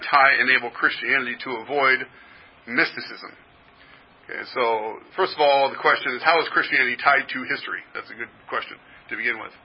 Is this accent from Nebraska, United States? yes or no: no; Berkeley, California, United States; moved away; I was born in Berkeley